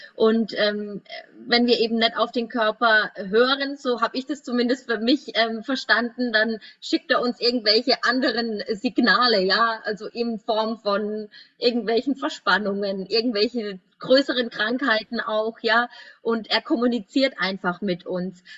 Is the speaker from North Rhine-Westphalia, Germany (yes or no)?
no; Würzburg, Bavaria, Germany; ich komme ja aus Würzburg